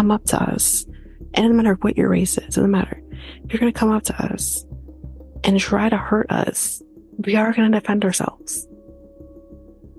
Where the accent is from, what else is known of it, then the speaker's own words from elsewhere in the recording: Canada; we're Canadian